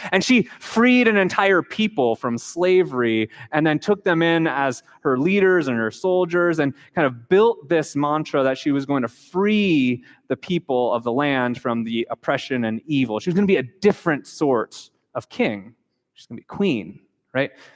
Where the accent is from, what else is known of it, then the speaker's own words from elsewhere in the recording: United States; moved away as an adult; also born or lived in Japan; we grew up in the United States